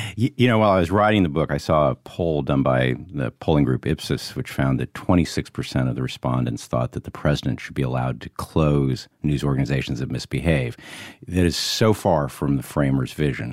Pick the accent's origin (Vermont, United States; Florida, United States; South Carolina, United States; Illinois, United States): Illinois, United States; Monticello; the streets of Monticello, Illinois. Parents were conservative, veterans. And when you're growing up in Illinois in the nineteen sixties